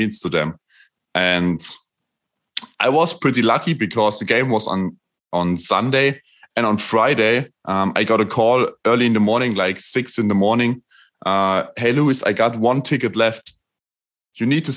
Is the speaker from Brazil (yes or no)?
no; Erfurt, Thuringia, Germany; here from Erfurt, my hometown